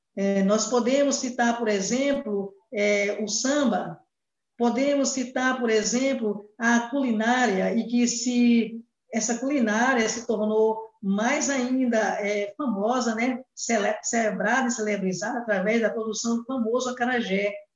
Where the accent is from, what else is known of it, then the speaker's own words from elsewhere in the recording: Brazil; first language Portuguese; nós brasileiros e brasileiras